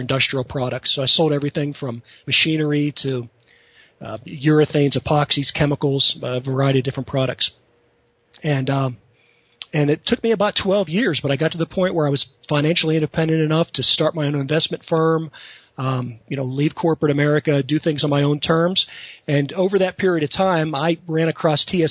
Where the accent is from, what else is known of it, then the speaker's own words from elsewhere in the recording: Western Pennsylvania, United States; I grew up in Western Pennsylvania, blue-collar type family